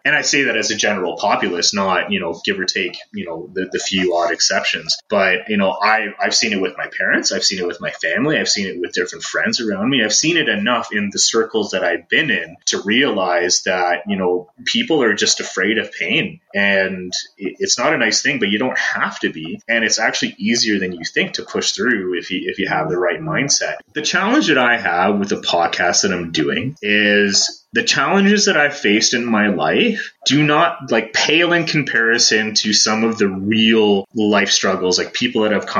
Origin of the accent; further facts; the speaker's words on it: Toronto, Ontario, Canada; Like, I came from Toronto, you know, I'm not a hiker.